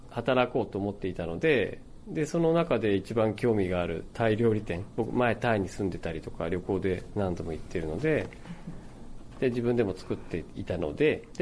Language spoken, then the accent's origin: Japanese; Shizuoka, Japan; moved away as an adult; also born or lived in Kyoto / Thailand; now in Maizuru, Japan; 京都に来る前に静岡に住んでたんですけど僕の地元の、そこでも、ま少し畑をしたりしていてで、まあ、京都市内にまあ、震災後なんですけど2011年に引っ越してき